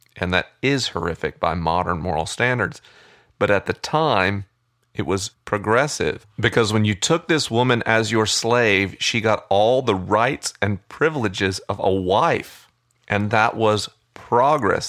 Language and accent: English; United States; I am an American